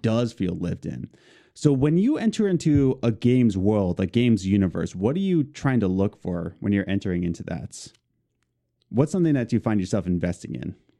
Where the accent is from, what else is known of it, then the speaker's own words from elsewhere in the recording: Philadelphia, Pennsylvania, United States; We're both from Philadelphia.